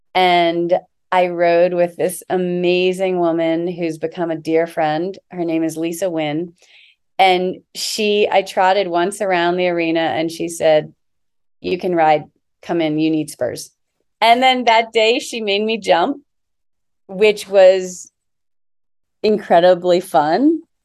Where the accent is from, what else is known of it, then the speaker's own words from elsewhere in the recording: Annapolis, Maryland, United States; I grew up on the Chesapeake Bay outside, in Annapolis, Maryland